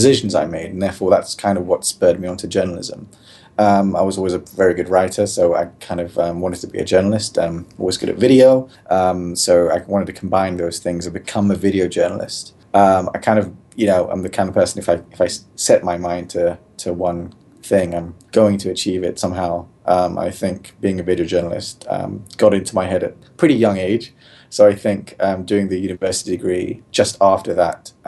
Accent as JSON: {"language": "English", "region": "London", "country": "United Kingdom", "tie": "born or raised there", "moved": "as an adult", "said": "I'm actually originally from London, England. Born and bred. Place called Neasden in northwest London."}